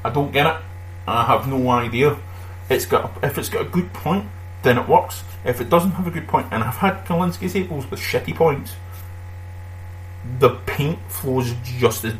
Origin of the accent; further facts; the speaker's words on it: Scotland, United Kingdom; accent: Scottish; That's being Scottish for you